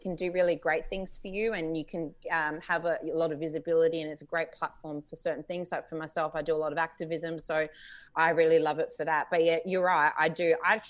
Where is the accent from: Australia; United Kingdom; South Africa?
Australia; Adelaide, South Australia; I'm from Adelaide